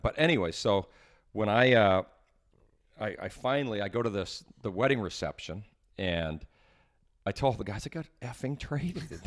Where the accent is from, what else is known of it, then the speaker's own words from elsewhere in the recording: Edmonton, Alberta, Canada; I grew up in Edmonton